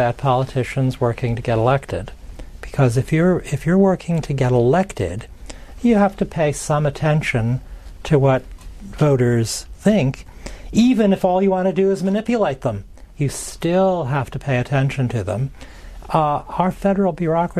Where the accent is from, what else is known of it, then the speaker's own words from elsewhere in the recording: Chicago, Illinois, United States; I grew up in the great city of Chicago under the reign of the late Mayor Richard J. Daley.